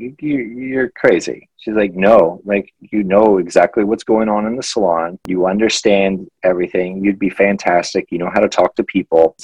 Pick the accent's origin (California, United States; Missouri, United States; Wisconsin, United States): Missouri, United States; moved away as an adult; also born or lived in New York City; I'm originally from Missouri, but 18 months ago, as I mentioned, I moved here from New York City because I lived there for two years.